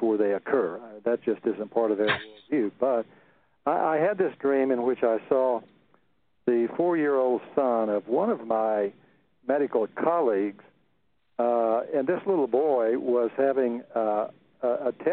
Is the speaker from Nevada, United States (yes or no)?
no; central Texas, United States; I grew up on a cotton farm in the middle of central Texas